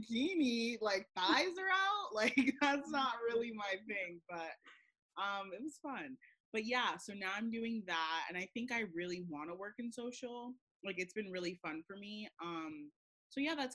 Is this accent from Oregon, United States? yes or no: no; Kissimmee, Florida, United States; moved away; I'm actually from Kissimmee